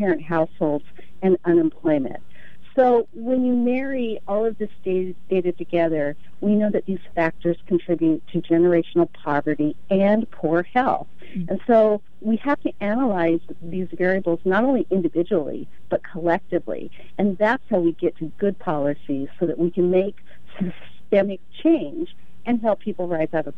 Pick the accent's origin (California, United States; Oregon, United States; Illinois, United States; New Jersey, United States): Oregon, United States; Gresham; I grew up in the Rockwood neighborhood of Gresham